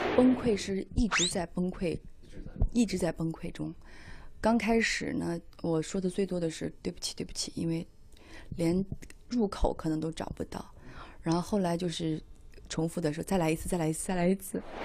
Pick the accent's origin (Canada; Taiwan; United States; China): China; Xi'an, Shaanxi; accent: Shaanxi dialect; first language Shaanxi dialect; moved away; 我是西安人，这是我家乡刮出来的风。我喜欢吃面食